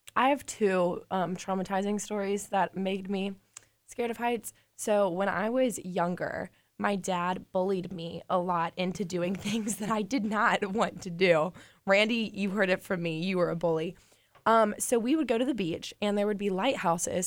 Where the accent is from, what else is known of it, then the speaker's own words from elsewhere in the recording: Birmingham, Alabama, United States; I'm from Birmingham